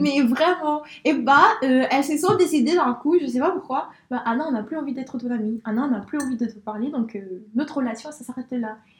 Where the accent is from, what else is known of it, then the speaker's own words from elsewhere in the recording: Spain; now in France; je suis née en Espagne